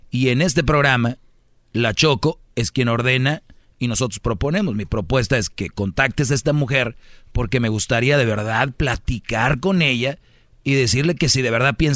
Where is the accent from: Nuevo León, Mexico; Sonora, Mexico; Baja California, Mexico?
Nuevo León, Mexico; Monterrey; Soy de Monterrey, de ahí es la Huarcán.